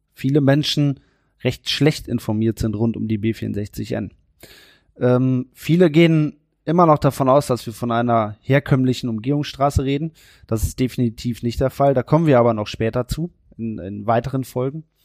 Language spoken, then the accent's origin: German; Warendorf, North Rhine-Westphalia, Germany; ich komme aus Warndorf